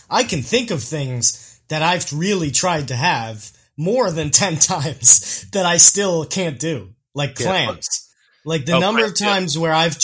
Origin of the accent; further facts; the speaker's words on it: New York City, New York, United States; I am from Queens